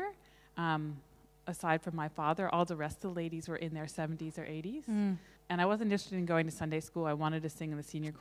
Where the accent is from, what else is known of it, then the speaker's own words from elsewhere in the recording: Somerset, Massachusetts, United States; also born or lived in Fall River, Massachusetts; I was born in Fall River, Massachusetts. It's a small city across from Somerset where I lived and about an hour south of Boston. So very much a New England girl